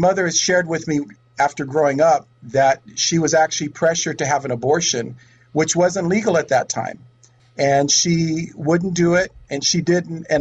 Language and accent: English; Oakland, California, United States; I am a true native. I was born in Oakland